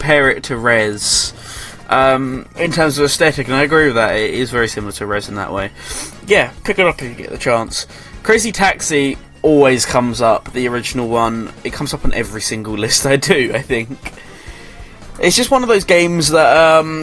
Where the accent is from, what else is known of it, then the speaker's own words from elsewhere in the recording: England, United Kingdom; I'm English